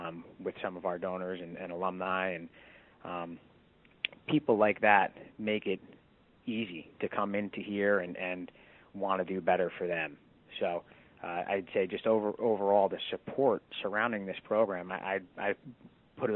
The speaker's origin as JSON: {"language": "English", "region": "New Jersey", "country": "United States", "tie": "born or raised there", "said": "I actually grew up in New Jersey. Where I'm living currently is about 25 minutes away from my hometown."}